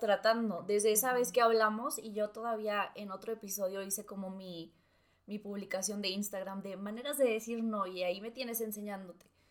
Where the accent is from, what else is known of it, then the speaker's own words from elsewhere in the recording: Cananea, Sonora, Mexico; moved away; mi pueblo, a Cananea